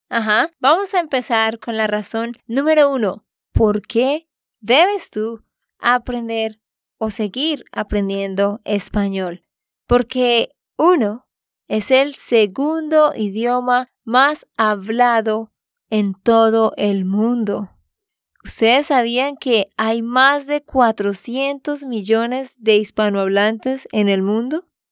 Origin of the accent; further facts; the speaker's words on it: Santander, Colombia; de Santander, Colombia